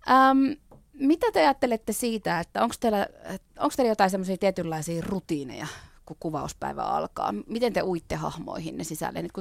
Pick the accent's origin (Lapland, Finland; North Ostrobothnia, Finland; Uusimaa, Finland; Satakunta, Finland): North Ostrobothnia, Finland; Oulu; moved away; kun mä Oulusta kotoisin